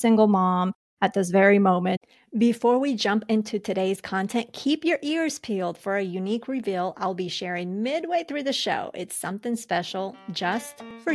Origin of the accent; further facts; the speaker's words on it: Colombia; moved away; I was born in Colombia.